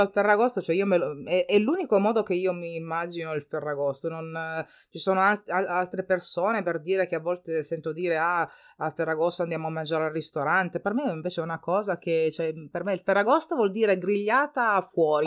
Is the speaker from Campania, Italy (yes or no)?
no; Calabria, Italy; moved away; io parlo della, della, Calabria, di come si usa dalle mie parti